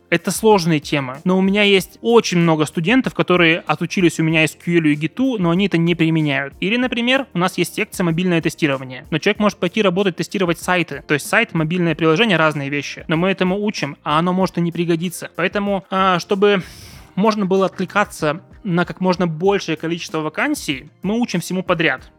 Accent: Yekaterinburg, Sverdlovsk Oblast, Russia; я из Екатеринбурга

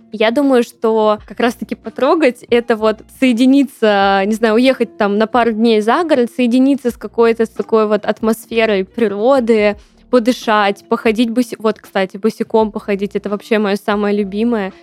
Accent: Tambov, Tambov Oblast, Russia; moved away; наша моя малая родина славится многими знаменитыми людьми

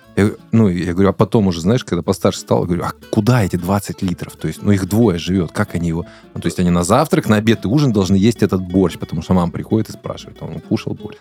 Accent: Odesa, Odesa Oblast, Ukraine; я вырос в Одессе

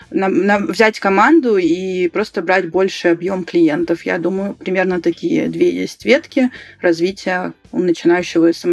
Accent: Karaganda, Karaganda Region, Kazakhstan; Вот я сама родом из Караганды, да, у нас там все почти говорят на русском.

